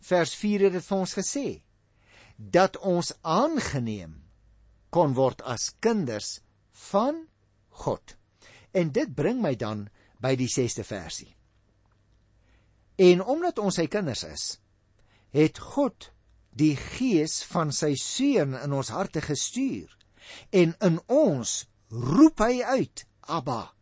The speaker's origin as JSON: {"language": "Afrikaans", "region": "Western Cape", "country": "South Africa", "tie": "born or raised there", "said": "Nou ek praat nogal van ek omdat ek daarmee groot geword het in Goeie Kaap. Maar hoe langer ek hier in die noorde, ek wil amper vir jou sê in die buiteland woon"}